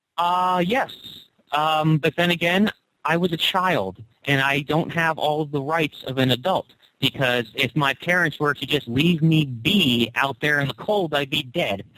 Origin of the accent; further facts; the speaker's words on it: United States; I grew up in the United States of America